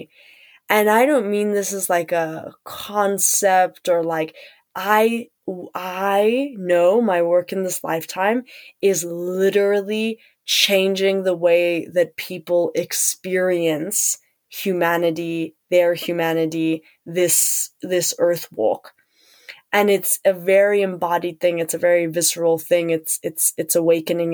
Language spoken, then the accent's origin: English; South Africa; And also being South African